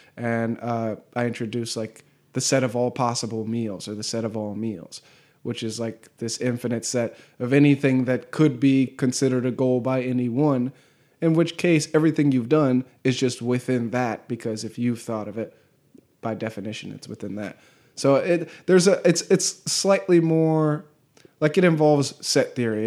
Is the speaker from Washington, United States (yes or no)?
no; Southern California, United States; moved away as an adult; also born or lived in Alabama; I was going to school in Alabama and I'm from Southern California